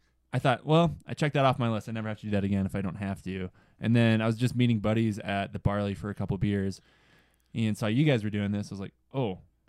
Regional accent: just outside Omaha, Nebraska, United States; moved away as an adult; also born or lived in Sioux City, Iowa / Buena Vista, Colorado / Craig, Colorado / Vail, Colorado; now in Steamboat Springs, United States; I grew up just outside Omaha.

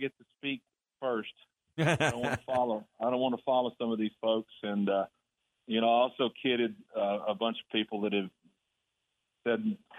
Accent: Texas, United States; And as a little boy growing up in Texas, you know, I wanted to be a Longhorn.

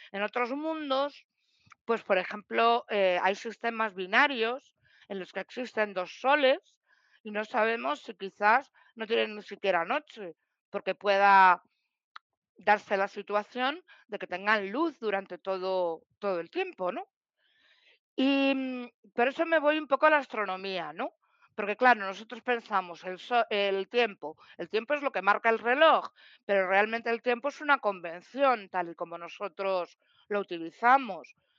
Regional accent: Madrid, Community of Madrid, Spain; soy de Madrid

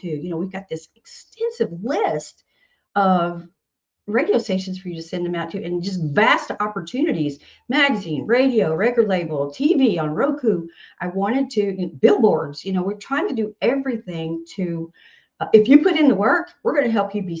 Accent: Nashville, Tennessee, United States; I'm from Nashville and everything I sing kind of comes out country, whether I want it to be rock or whatever, or pop or anything, because of my accent

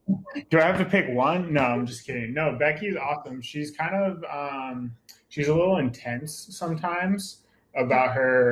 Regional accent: New York, United States; now in California, United States; we're from New York. I've had a lot of time in California to kind of mellow out a little bit.

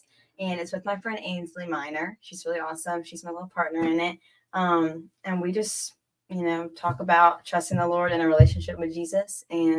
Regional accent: Columbia, South Carolina, United States; I'm from Columbia, South Carolina.

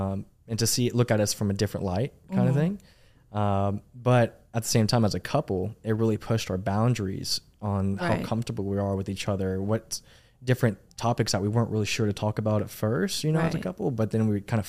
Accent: Arlington, Texas, United States; Man, so I'm originally from DFW. I grew up in Arlington, Texas. That's my home. I was born and raised there.

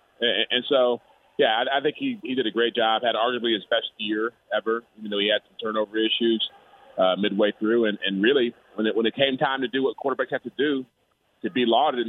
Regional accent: Michigan, United States; I'm from Michigan

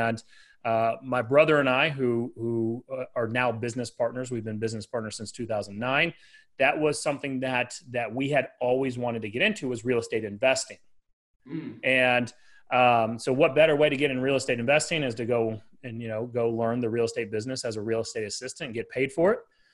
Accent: Dallas, Texas, United States; I have a team here in Dallas, Texas, and been here my whole life

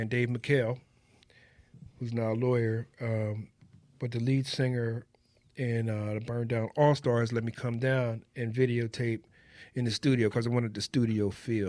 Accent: Norristown, Pennsylvania, United States; I was from Norristown, and I went to the Art Institute of Philadelphia.

